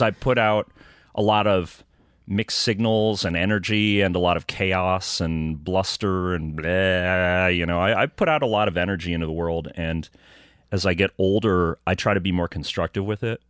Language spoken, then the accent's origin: English; Rockford, Illinois, United States; I'm from Rockford, Illinois.